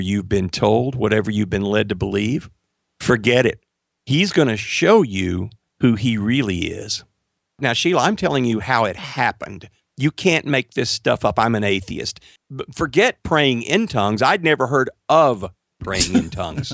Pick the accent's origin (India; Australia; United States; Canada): United States; Marshall, Texas; I moved back to my hometown of Marshall, Texas.